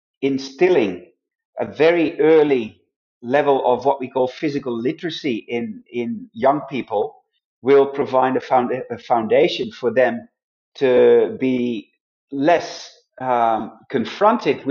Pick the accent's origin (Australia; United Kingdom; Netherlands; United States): Netherlands; moved away; my home country, where I originally came from, the Netherlands